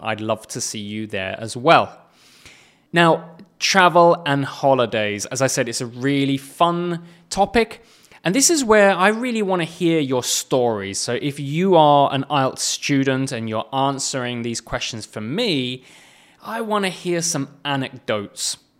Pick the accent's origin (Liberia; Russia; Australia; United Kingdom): United Kingdom; England; moved away; England, which is my home nation